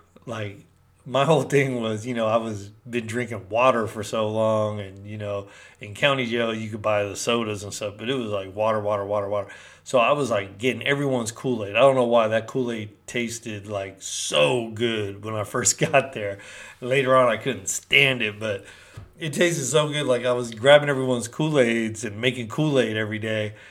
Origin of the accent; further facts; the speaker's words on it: Berkeley, California, United States; also born or lived in Peru; from Berkeley, California